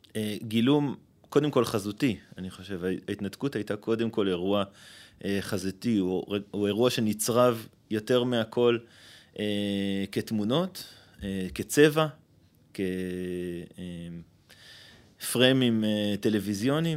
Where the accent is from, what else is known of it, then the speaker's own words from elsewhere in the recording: Ma'alot-Tarshiha, Northern District, Israel; now in Bat Ayin; גדלתי במועט... אה, אז בעיירת פיתוח מעלות